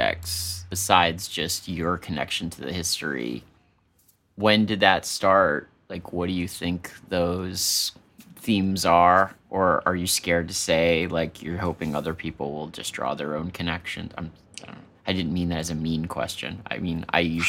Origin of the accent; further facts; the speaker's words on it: DC and Maryland, United States; also born or lived in Washington, D.C.; I'm from like DC and Maryland